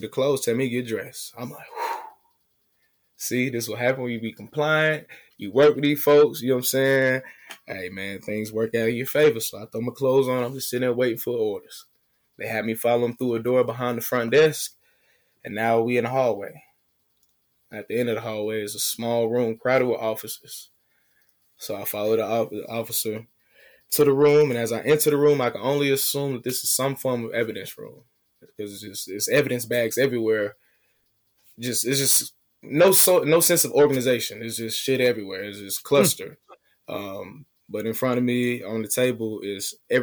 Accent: Atlanta, Georgia, United States; I'm from Atlanta.

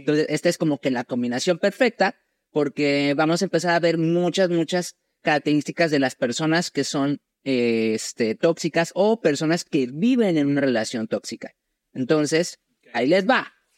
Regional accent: Mexico; yo soy mexicano.

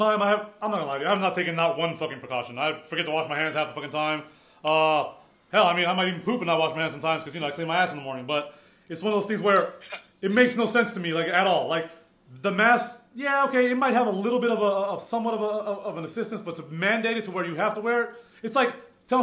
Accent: United States; moved away as an adult; now in Mexico; I'm a Hispanic. I'm not American. I wasn't born in America. I lived there most of my life. Got deported.

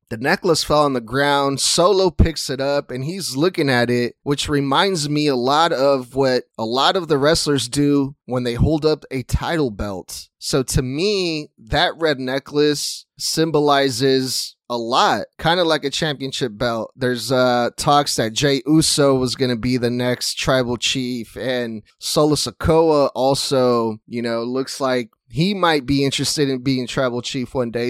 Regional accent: Sacramento, California, United States; my hometown of Sacramento, California

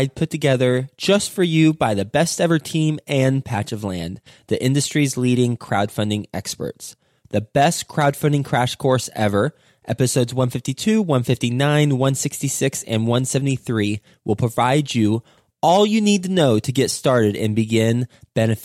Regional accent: Texas, United States; also born or lived in New York; now in Cincinnati, United States; I'm from Texas, lived in New York for 10 years, and now I'm in Cincinnati

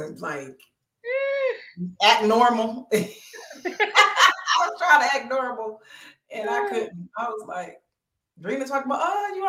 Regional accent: Bristol, Pennsylvania, United States; my hometown of Bristol, Pennsylvania.

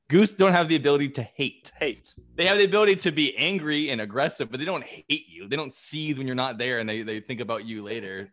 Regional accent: New England, United States; growing up in New England

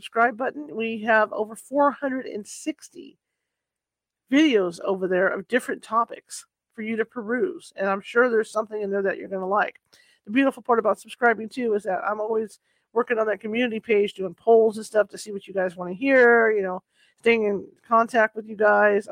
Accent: California, United States; I'm from California

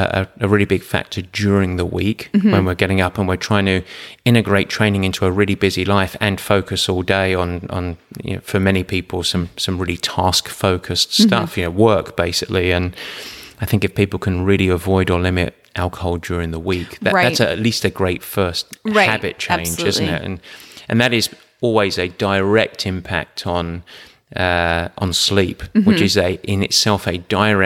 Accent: England, United Kingdom; Now, the last question, and I'm English, so be careful on me here.

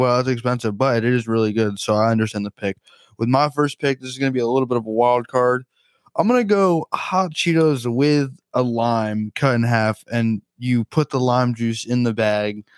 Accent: New Jersey, United States; I'm from New Jersey

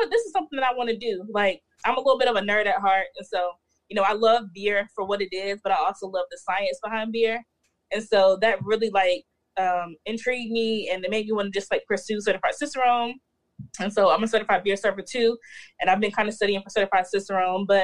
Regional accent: North Carolina, United States; born there; So I was born in North Carolina.

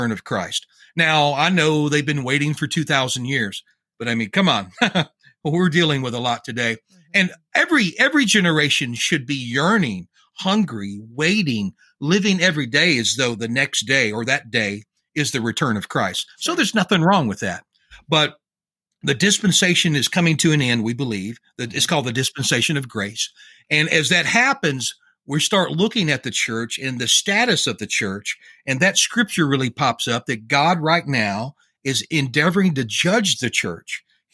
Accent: Louisiana, United States; I'm from Louisiana

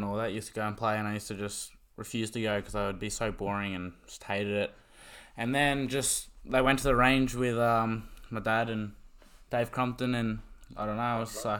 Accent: the Hawkesbury, New South Wales, Australia; also born or lived in Penrith, New South Wales; From the Hawkesbury. Born in Penrith. Living in Gracevale at the moment. Got four brothers, mum and dad, a few dogs.

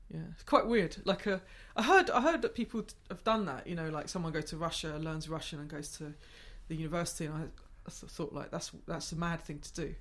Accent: Gravesend, South East England, United Kingdom; I grew up in Gravesend, so it's like twenty miles

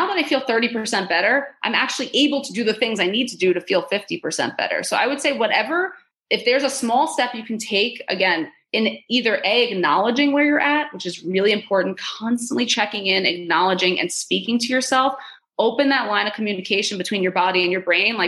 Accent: New York, United States; I'm a Jew from New York

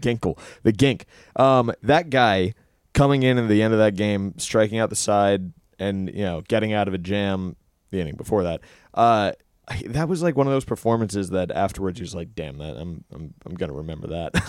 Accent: New York, United States; as a New Yorker and as a New York sports fan

